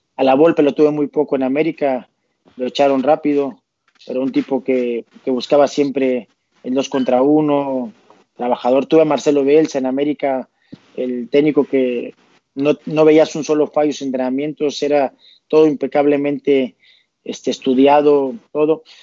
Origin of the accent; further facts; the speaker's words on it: Tampico, Tamaulipas, Mexico; moved away as an adult; now in Asturias, Spain; yo soy de Tampico